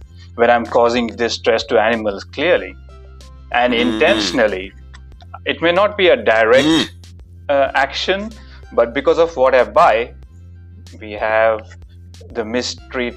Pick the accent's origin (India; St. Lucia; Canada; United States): India; moved away as an adult; now in Melbourne, Australia; So I was born in India and lived there for about 25 years